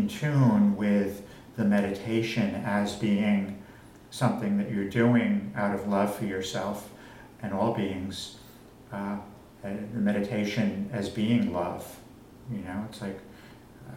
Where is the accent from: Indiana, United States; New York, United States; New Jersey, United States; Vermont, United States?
New York, United States; Long Island; I grew up on Long Island